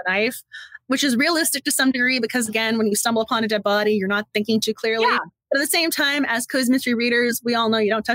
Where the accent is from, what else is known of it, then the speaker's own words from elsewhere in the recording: Massachusetts, United States; moved away as an adult; now in Washington, DC, United States; I'm originally from Massachusetts